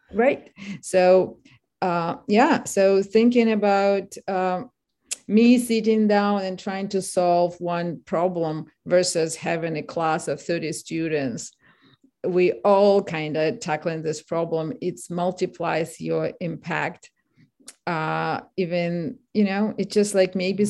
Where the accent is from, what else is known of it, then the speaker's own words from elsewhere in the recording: Kharkiv, Kharkiv Oblast, Ukraine; English is a second language; moved away as an adult; now in United States; I'm from Kharkiv